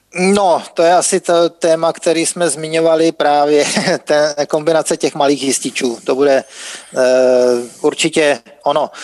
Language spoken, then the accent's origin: Czech; Czechia; u nás v Čechách